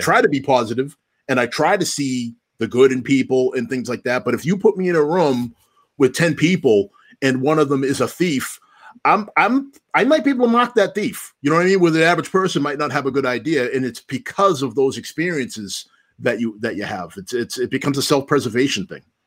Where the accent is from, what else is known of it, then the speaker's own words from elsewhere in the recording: Stoughton, United States; I'm from Stoughton. My family has been in town here since nineteen seventy-six.